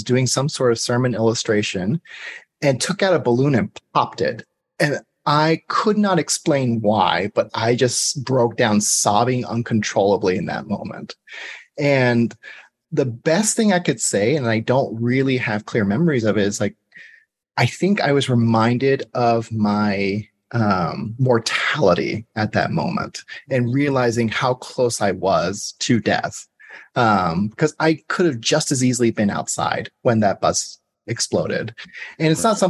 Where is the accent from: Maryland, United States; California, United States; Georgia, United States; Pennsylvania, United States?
Georgia, United States; I'm also from Georgia